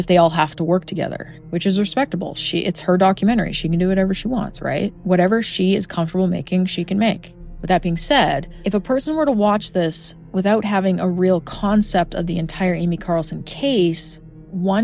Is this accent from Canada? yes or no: yes; Edmonton, Alberta, Canada; I examined my hometown case of Mark Twitchell